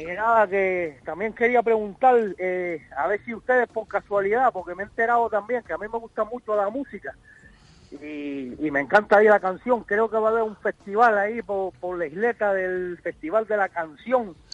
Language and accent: Spanish; Cuba; moved away as an adult; also born or lived in Spain; now in Las Palmas, Spain; soy cubano y llevo aquí unos años viviendo en España.